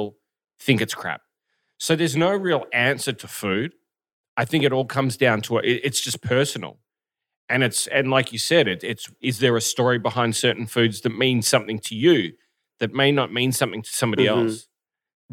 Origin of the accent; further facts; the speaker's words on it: Australia; now in South Korea; From Australia.